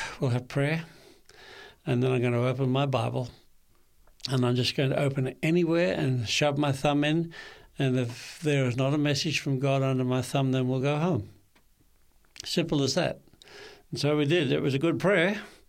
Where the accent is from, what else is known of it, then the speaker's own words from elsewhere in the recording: Kempsey, New South Wales, Australia; also born or lived in Sydney; I was born in Sydney at the Royal Hospitals for Women in Paddington. For a while there, I thought I should have been born in a man's hospital, but I learned better. But my first 4 years, our hometown was Kempsey in the mid-north coast of New South Wales.